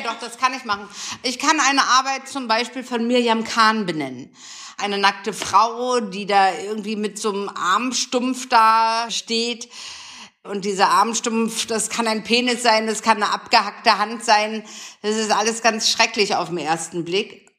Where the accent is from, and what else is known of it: Potsdam, Brandenburg, Germany; born or raised there; moved away; also born or lived in Dresden